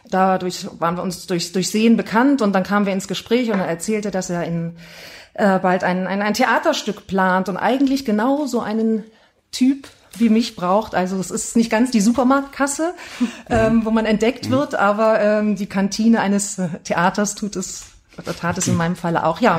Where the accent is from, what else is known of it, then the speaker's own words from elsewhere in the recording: Heidelberg, Baden-Württemberg, Germany; born there; also born or lived in Duisburg; now in Oberhausen, Germany; gar nicht immer in Oberhausen gewohnt, sondern zwischenzeitlich auch mal in Duisburg. Ähm, bin aber gebürtige Heidelbergerin, komme also aus einer ganz anderen Region ähm, genau, Süddeutschland